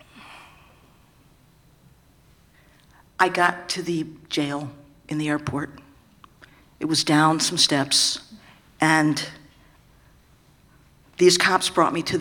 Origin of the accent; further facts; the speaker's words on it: San Francisco, California, United States; I'm from San Francisco